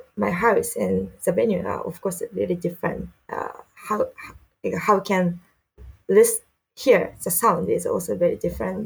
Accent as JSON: {"language": "English", "region": "Saitama", "country": "Japan", "tie": "born or raised there", "also_born_or_lived": "Canada / United States / Philippines", "second_language": "English", "lives_now": "Tokyo, Japan", "said": "I'm from Saitama, but really close to Tokyo."}